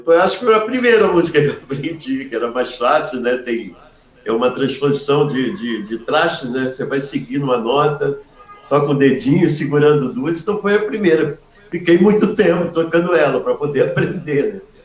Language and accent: Portuguese; Rio de Janeiro, Brazil; also born or lived in Pernambuco; eu sou carioca. Eu nasci no Estácio, né? E vim Sim. muito cedo, muito bebê. Primeiro, primeiro ano de vida, vim logo aqui para Sulacap, porque meus pais moravam aqui